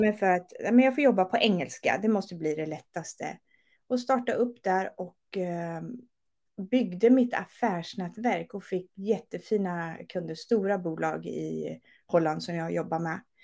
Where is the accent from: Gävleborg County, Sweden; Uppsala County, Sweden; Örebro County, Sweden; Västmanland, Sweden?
Örebro County, Sweden; Örebro; moved away as an adult; also born or lived in Gothenburg; Jag är från Örebro men flyttade mm. ner när jag var 24